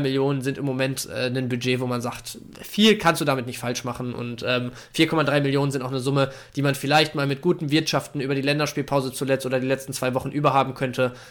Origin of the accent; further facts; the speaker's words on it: Bielefeld, North Rhine-Westphalia, Germany; ich bin bezüglich Bielefeld als Bielefelder natürlich ein bisschen befangen